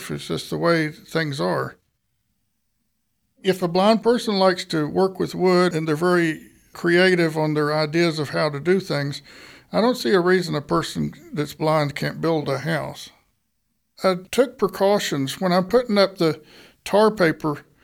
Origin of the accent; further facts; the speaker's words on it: Bomashaw, Nigeria; I grew up in Bomashaw, Nigeria and my parents were medical missionaries there.